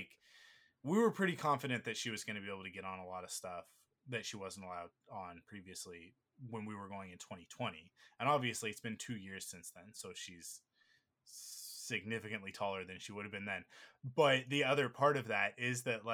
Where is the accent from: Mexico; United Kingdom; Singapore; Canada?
Canada; we're Canadian